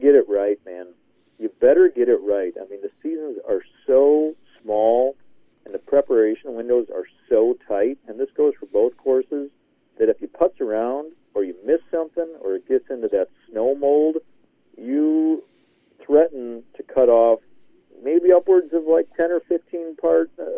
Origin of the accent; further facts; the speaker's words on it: Minneapolis, Minnesota, United States; moved away; go back to my hometown